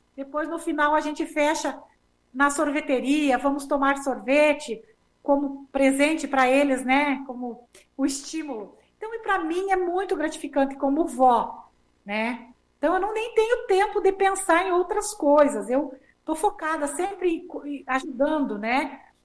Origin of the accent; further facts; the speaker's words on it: Rio Grande do Sul, Brazil; moved away as an adult; also born or lived in Porto Alegre; now in Palmas, Brazil; nós saímos do Rio Grande do Sul